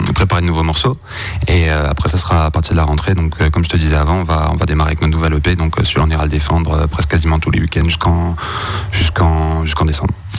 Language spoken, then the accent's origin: French; Mulhouse, Grand Est, France; on vient de Mulhouse. Euh, on vient de Mulhouse, euh, ben, principalement du bassin de Mulhouse.